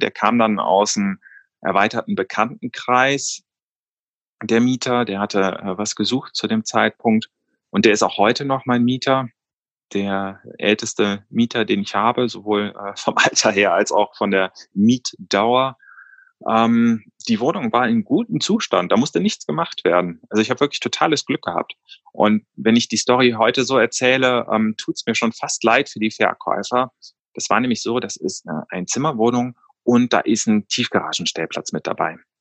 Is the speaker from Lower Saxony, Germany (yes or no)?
no; Cologne, North Rhine-Westphalia, Germany; also born or lived in New York; Ich bin ursprünglich gebürtiger Kölner